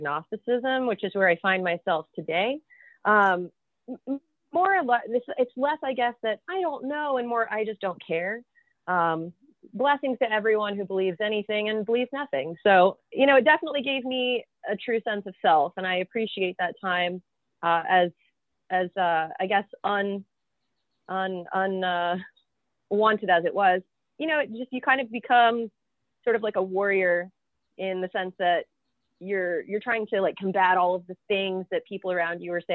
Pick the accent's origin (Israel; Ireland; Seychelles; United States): United States; Florida; I'm from Florida